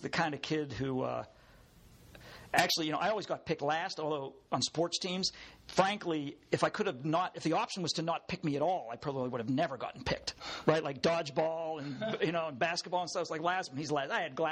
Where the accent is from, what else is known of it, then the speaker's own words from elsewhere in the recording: Pittsburgh, Pennsylvania, United States; moved away as an adult; also born or lived in O'Hara Township, Pennsylvania; I'm a burger. I grew up in Point Breeze.